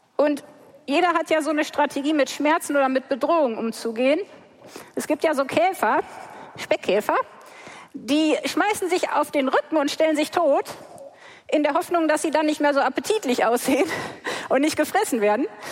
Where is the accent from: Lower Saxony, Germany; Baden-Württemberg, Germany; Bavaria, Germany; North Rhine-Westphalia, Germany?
North Rhine-Westphalia, Germany; Sauerland; ich bin wirklich buchstäblich mitten im Wald aufgewachsen, im Sauerland